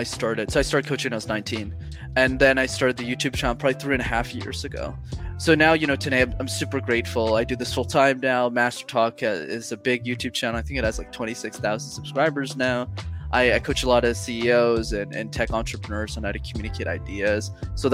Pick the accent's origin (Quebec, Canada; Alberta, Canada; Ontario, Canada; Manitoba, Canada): Quebec, Canada; Montreal; English is a second language; I grew up in Montreal, which is still where I'm based